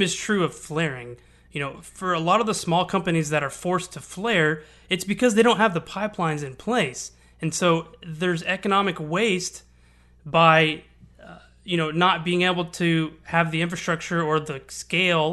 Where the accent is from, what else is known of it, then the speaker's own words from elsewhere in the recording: Houston, Texas, United States; I'm born and raised in Houston. I've lived here for 30 years